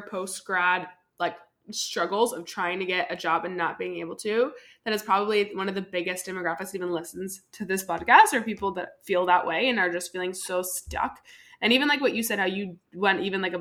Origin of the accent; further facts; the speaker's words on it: Southern California, United States; now in Austin, United States; I'm from Southern California. I'm a little bit more south